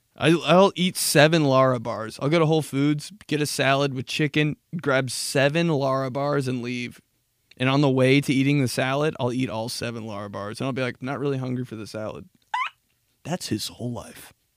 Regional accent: United States; I'm from America.

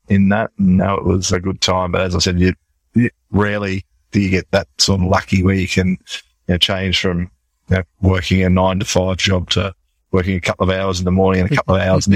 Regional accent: Sydney, New South Wales, Australia; moved away as an adult; also born or lived in Canberra; now in Sydney, Australia; I was moving from Canberra back to Sydney, where I grew up

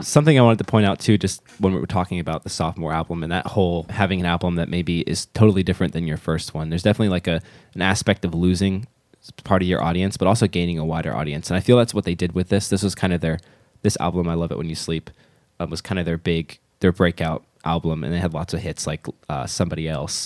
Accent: United States; as an American

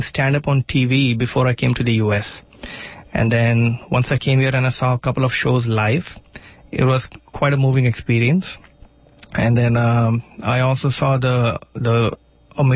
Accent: India; first language Marathi; English is a second language; moved away; Marathi, which is my native tongue

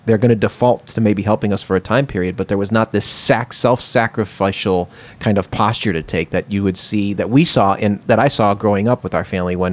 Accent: Cleveland, Ohio, United States; moved away as an adult; also born or lived in Kalamazoo, Michigan; I'm from Cleveland

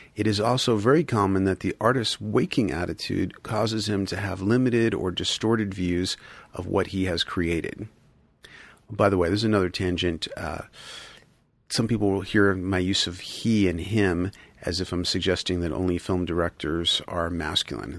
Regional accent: United States; moved away; also born or lived in Tokyo, Japan; I'm an adolescent, I'm an American, but I live in neon, almost extraterrestrial Tokyo

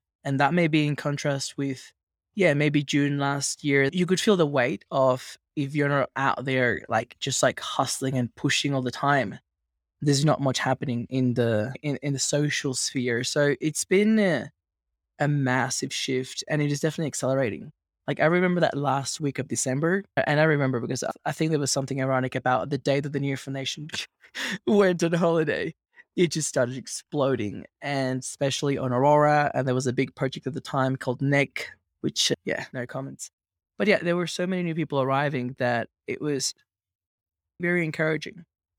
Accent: Venezuela; As you can imagine, growing up in Venezuela was a bit wild, fun, but wild.

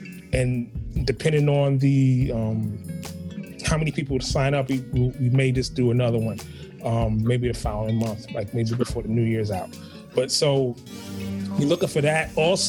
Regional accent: New York City, New York, United States; I'm a guy from Harlem, he's a dude from the Bronx.

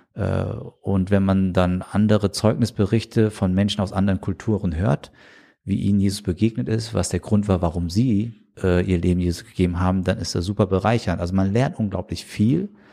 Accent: Germany; der hier aufgewachsen ist in Deutschland

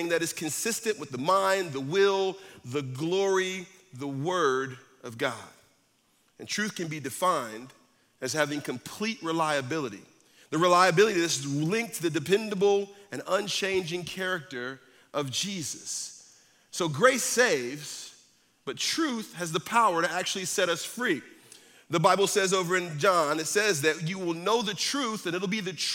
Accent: Northeast, United States; moved away; I'm from the Northeast, so we have snow.

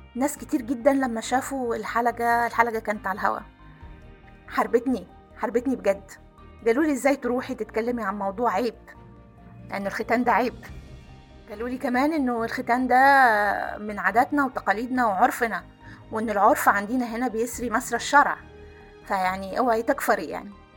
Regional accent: Aswan, Aswan Governorate, Egypt; انا كنا ساكنين في قلب مدينة أسوان

